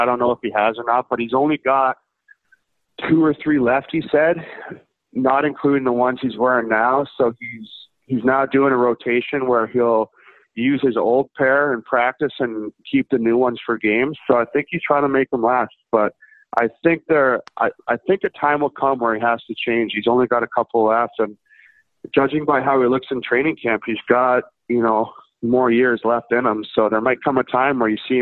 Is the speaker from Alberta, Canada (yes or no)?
no; Vancouver, British Columbia, Canada; I grew up in Vancouver